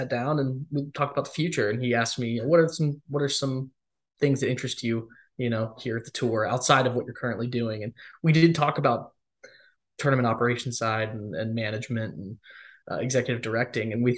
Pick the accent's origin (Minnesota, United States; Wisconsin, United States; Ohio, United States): Ohio, United States; Columbus; moved away; I grew up in Columbus, Ohio